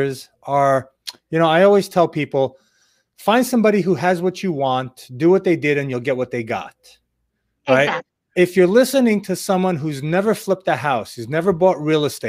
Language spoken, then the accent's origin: English; New York, United States; also born or lived in Israel / Boca Raton, Florida; now in Florida, United States; I'm from New York originally